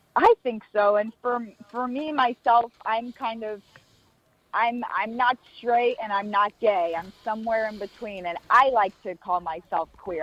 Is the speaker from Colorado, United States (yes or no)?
no; Florida, United States; now in Los Angeles, United States; I'm from Florida originally.